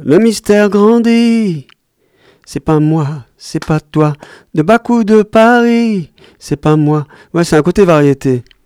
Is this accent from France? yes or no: no; Ganja, Azerbaijan; Je suis de Ganja. C'est la deuxième grande ville qui est au nord du pays, près de la Géorgie.